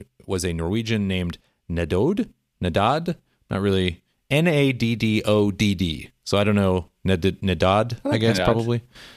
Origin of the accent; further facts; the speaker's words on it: United States; now in Europe; I know that I'm from the United States